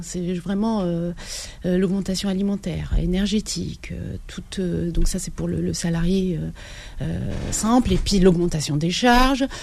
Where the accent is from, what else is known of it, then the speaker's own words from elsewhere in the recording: Biskra, Biskra Province, Algeria; moved away as an adult; now in France; Algérie, à Biskra, parce que je suis originaire de Biskra